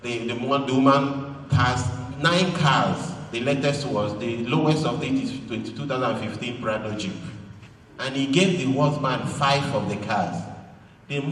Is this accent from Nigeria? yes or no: yes; Abia, Nigeria; I am from Abia. Two of us are Igbo.